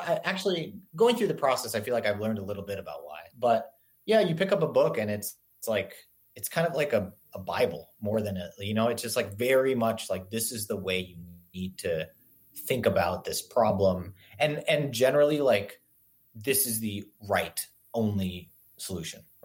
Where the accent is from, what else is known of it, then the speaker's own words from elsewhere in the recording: Singapore; now in United States; I grew up in Singapore and I moved to the US